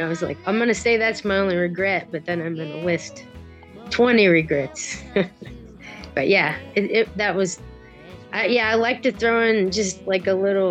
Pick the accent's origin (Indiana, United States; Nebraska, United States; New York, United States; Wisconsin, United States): Nebraska, United States; North Platte; North Platte, Nebraska.